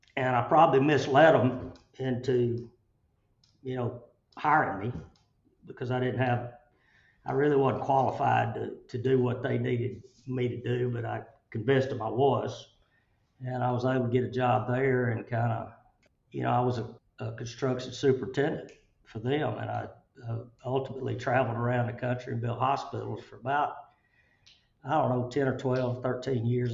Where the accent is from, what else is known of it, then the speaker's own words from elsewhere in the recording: Chelsea, Alabama, United States; I grew up in Chelsea